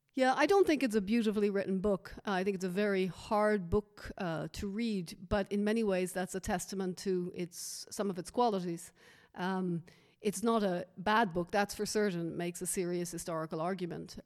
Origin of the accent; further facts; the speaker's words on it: Dublin, Leinster, Ireland; moved away; my being Irish